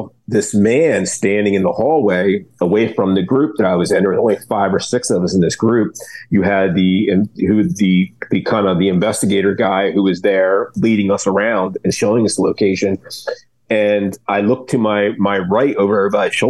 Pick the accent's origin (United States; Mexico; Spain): United States; Delaware; I'm from Delaware, Ohio